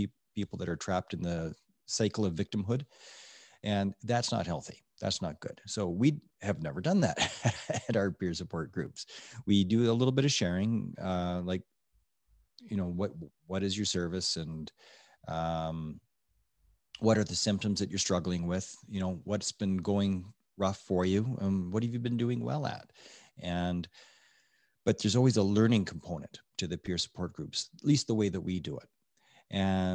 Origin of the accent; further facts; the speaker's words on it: Edmonton, Alberta, Canada; now in Okotoks, Canada; I grew up in Edmonton